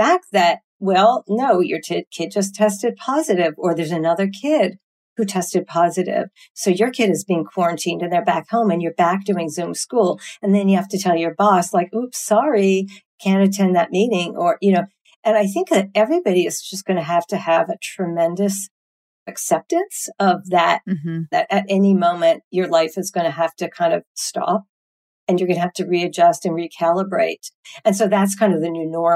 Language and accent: English; Canada; moved away; my family's in Canada. I'm from Canada originally